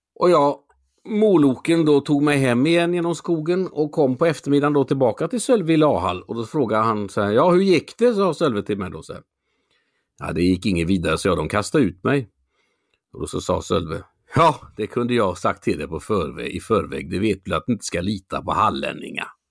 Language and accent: Swedish; Mölnlycke, Västra Götaland, Sweden; also born or lived in Gothenburg; Jag är född i Göteborg. Jag är uppvuxen utanför Göteborg, i Mölnlycke.